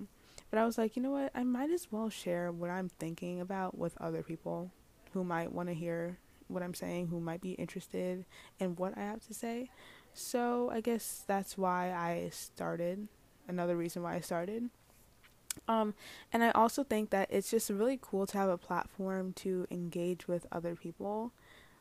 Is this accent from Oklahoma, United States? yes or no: no; New York City, New York, United States; I'm from New York City.